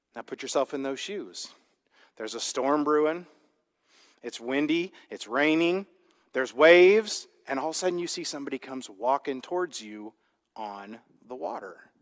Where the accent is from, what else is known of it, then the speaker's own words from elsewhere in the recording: Midwest, United States; I grew up in the Midwest